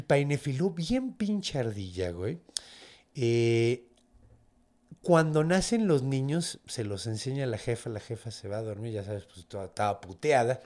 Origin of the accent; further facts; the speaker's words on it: Mexico; soy mexicano